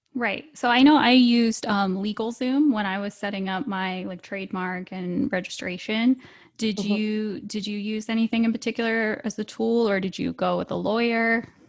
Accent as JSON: {"language": "English", "region": "Virginia", "country": "United States", "said": "I'm from Virginia"}